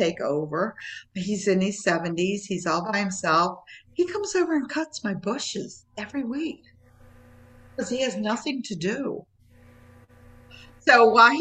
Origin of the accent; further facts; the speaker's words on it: United States; moved away as an adult; also born or lived in Maryland / West Virginia / Florida; now in Tampa area, Florida, United States; I'm from Maryland. We're West Virginia, Maryland area